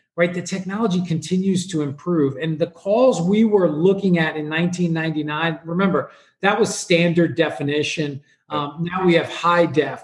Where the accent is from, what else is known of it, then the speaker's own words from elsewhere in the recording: New York, United States; I grew up in New York